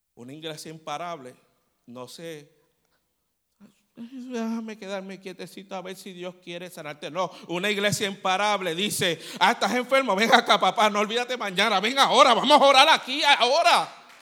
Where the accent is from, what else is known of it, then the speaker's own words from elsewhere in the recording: Puerto Rico; somos los boricuas